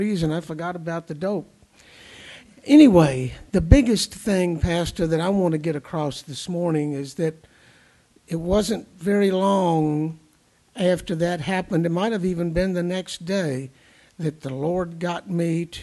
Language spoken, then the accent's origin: English; the South, United States; moved away; When I was coming up in the heat and humidity down south